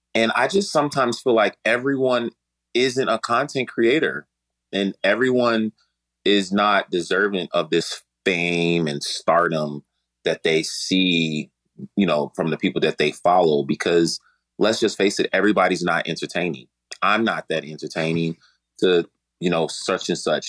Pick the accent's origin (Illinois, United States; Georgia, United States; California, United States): Illinois, United States; Chicago; I'm from Chicago.